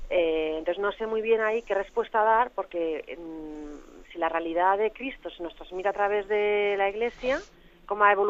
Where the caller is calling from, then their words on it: Madrid, Community of Madrid, Spain; de Madrid.